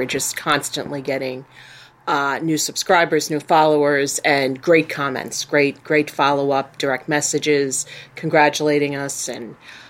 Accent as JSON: {"language": "English", "town": "New York City", "region": "New York", "country": "United States", "said": "I come from Brooklyn"}